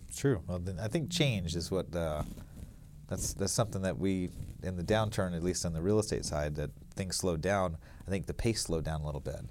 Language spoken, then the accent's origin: English; Alabama, United States; moved away as an adult; also born or lived in Lake Tahoe; I grew up in Alabama, actually, and went to s, went to college at Auburn University